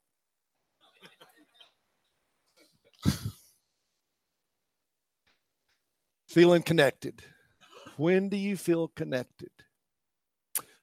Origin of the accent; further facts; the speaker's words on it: East Tennessee, United States; Part of the culture that I grew up in East Tennessee